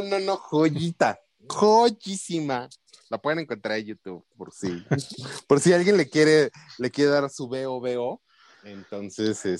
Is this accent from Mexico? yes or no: yes; Mexico; nosotros como mexicanos